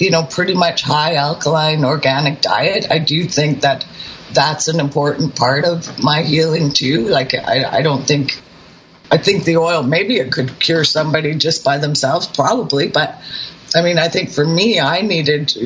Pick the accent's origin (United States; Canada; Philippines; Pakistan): Canada; British Columbia; I'm from British Columbia